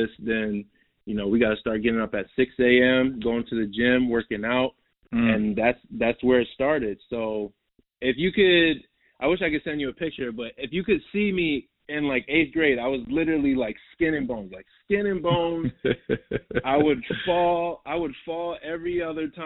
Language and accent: English; Minnesota, United States; moved away as an adult; also born or lived in Queens, New York / Manhattan, New York / New Jersey; So I was born in New York, bro, and I grew up in New York till I was about 10. And then I moved to Minnesota till I was from 10 to like 18